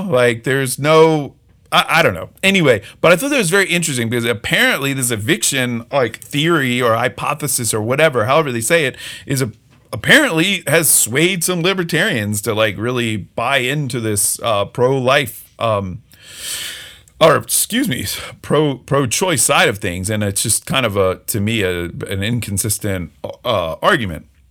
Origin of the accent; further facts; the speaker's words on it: just outside of Philadelphia, Pennsylvania, United States; I grew up just outside of Philly